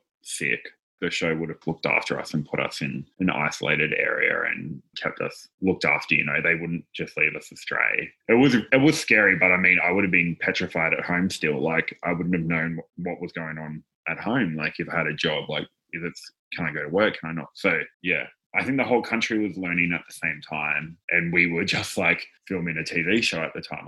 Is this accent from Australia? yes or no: yes; Newcastle, New South Wales, Australia; I'm from Newcastle, like we're pretty chill here, relaxed